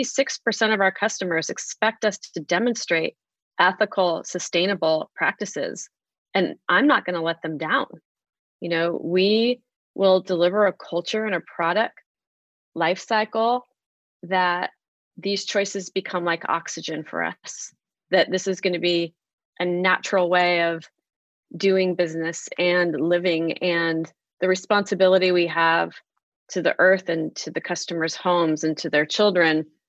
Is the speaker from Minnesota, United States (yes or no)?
no; California, United States; moved away as an adult; now in Illinois, United States; I moved here to Illinois from California